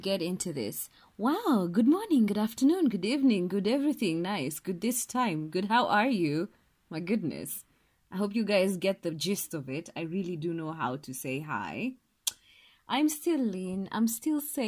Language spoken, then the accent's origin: English; Kenya; I'm Kenyan